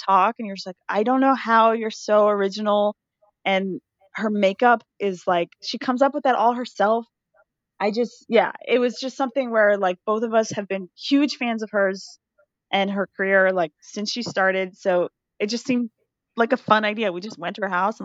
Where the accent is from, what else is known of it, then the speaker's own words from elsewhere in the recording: Canada; as a Canadian